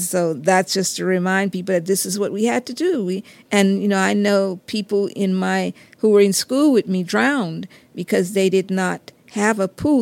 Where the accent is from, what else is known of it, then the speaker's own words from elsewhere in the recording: Geismar, Louisiana, United States; in my community, I'm from Geismar